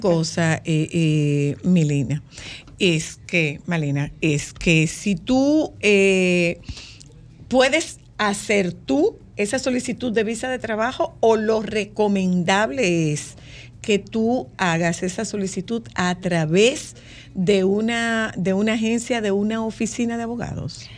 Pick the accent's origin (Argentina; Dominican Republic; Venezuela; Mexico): Dominican Republic; trabajo con un grupo de comunicaciones en mi país